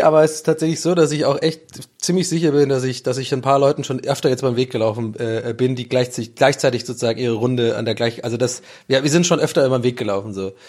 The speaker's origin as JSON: {"language": "German", "country": "Ireland", "said": "bin ja Ire"}